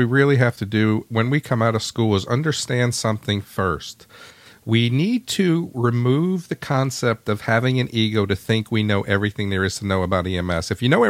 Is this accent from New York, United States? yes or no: yes; New York, United States; growing up in New York, we did have some summer property up there in upstate New York.